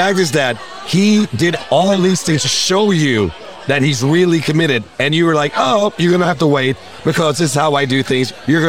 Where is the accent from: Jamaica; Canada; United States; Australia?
Jamaica; I'm Jamaican